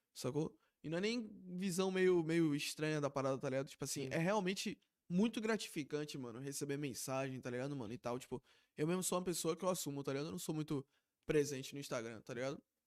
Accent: Lauro de Freitas, Bahia, Brazil; a gente é de Lauro

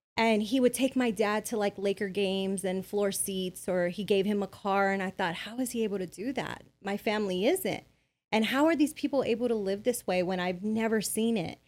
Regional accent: Bell, California, United States; I grew up in Bell, California.

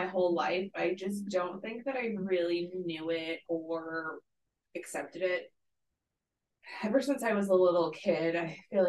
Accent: Massachusetts, United States; moved away as an adult; now in Alabama, United States; I'm originally from Massachusetts

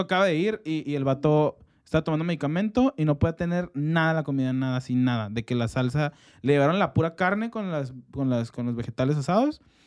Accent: Mexico; como hombres mexicanos

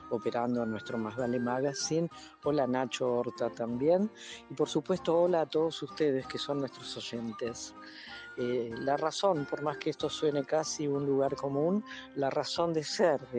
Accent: Argentina; now in Netherlands; Cuando yo digo y me pregunta a alguien, de dónde vengo, y yo digo que vengo de la Argentina, ¿cuál creen que es el comentario más rápido y más fácil que aparece acá, acá en Holanda?

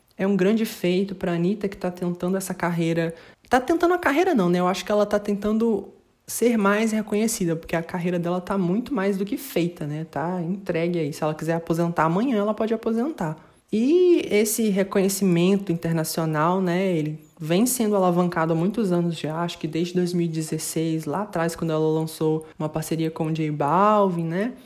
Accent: Brazil; nós que somos brasileiros

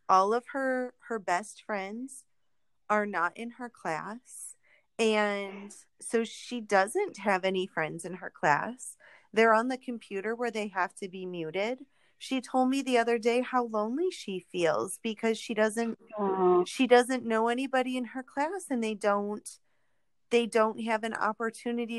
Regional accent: New York, United States; I grew up in New York, not the city, but I was in Central New York in college

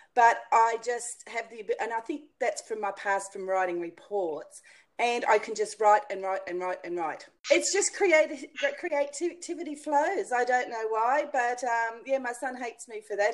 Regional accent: Australia; in Australia, we pronounce it pergola

